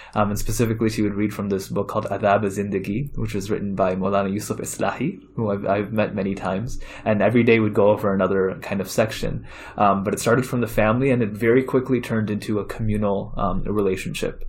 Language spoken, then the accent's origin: English; Chicago, Illinois, United States; also born or lived in India / Saudi Arabia / Maryland; I grew up mainly in Chicago. I moved to Chicago when I was eight years old